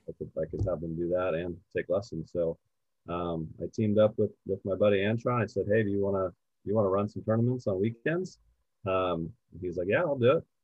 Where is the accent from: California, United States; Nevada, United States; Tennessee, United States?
California, United States; Poway; I'm from Poway